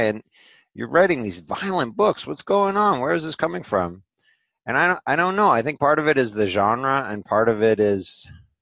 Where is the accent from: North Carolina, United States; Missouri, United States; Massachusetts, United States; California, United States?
Massachusetts, United States; Cambridge; the time that I was growing up in Cambridge.